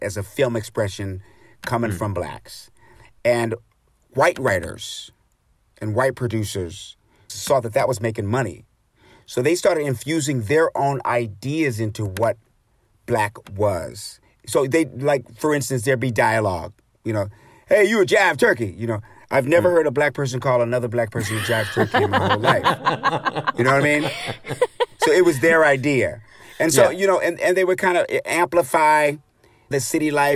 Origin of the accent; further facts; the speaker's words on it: United States; also born or lived in New York City, New York / Washington, D.C.; I grew up in New York City and Washington, D.C.